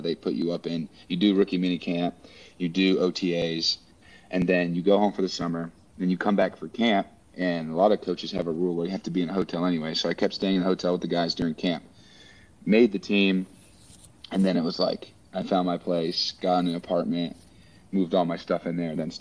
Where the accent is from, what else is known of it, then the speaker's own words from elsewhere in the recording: West Coast, United States; moved away as an adult; also born or lived in Midwest / New Orleans; now in Philadelphia, United States; I'm from the West Coast